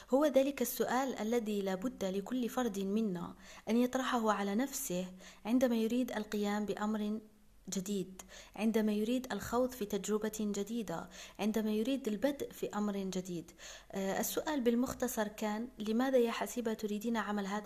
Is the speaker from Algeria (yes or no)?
yes; Algeria; دعوني أعرفكم على نفسي قليلا … من الجزائر طالبة ميكانيك ومؤلفة